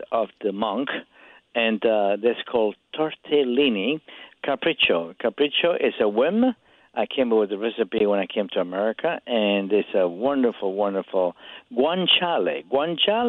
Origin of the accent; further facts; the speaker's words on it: Parma, Emilia-Romagna, Italy; now in United States; I come from Parma